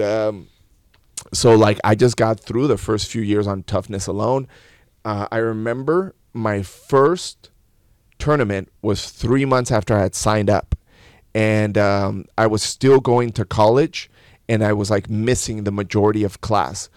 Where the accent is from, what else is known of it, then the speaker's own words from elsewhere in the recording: León, Guanajuato, Mexico; I was born in León, Guanajuato